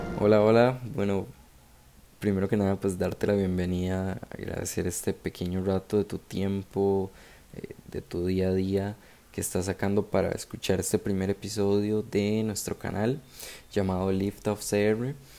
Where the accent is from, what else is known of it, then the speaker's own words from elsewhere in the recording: San José, Costa Rica; nací en San José